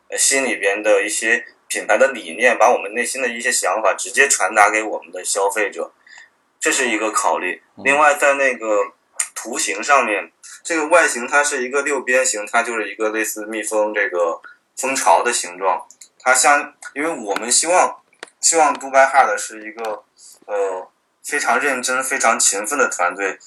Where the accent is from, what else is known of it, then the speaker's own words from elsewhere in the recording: Zhengzhou, Henan, China; 我正好就来自郑州。 ，我老家就是郑州的